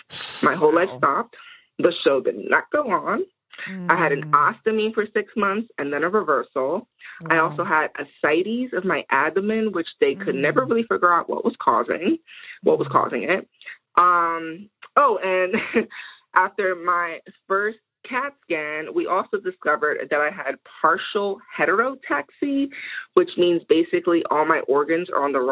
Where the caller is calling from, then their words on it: New Jersey, United States; I'm calling from South Jersey, also known as Lenin and Ape Land.